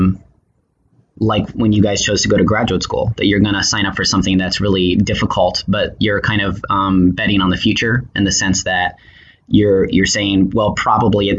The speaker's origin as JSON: {"language": "English", "town": "Tucson", "region": "Arizona", "country": "United States", "also_born_or_lived": "Chicago, Illinois / San Francisco, California", "moved": "as an adult", "lives_now": "Oakland, United States", "said": "I'm from Tucson, Arizona"}